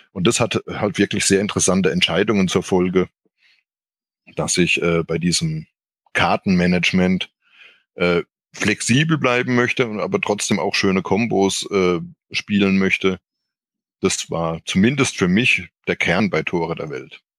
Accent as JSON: {"language": "German", "region": "Rhineland-Palatinate", "country": "Germany", "said": "zurück nach Karlsruhe, beziehungsweise in die Westpfalz, wo ich herkomme, und war dann da erstmal arbeitslos"}